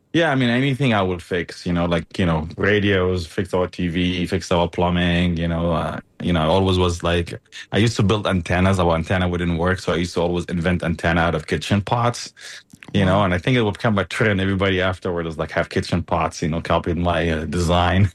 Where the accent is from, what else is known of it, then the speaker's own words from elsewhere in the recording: Gaza Strip, Palestine; also born or lived in Germany; now in United States; i was born in Germany. Uh, and my dad was in medical school at the time. And you know, just happened to point there and moved to Gaza